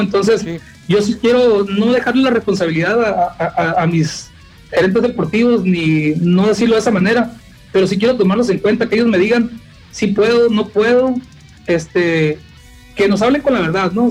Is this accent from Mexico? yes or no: yes; Guerrero Negro, Baja California Sur, Mexico; now in La Paz, Mexico; yo soy de Guerrero Negro, es una zona, pues es la frontera con Baja California